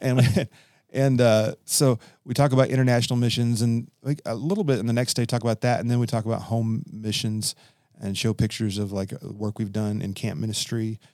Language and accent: English; Kentucky, United States; my grandfather, like I mentioned, was a missionary from California to Kentucky, and he was a director for years at Youth Haven Bible Camp. So I grew up being around Youth Haven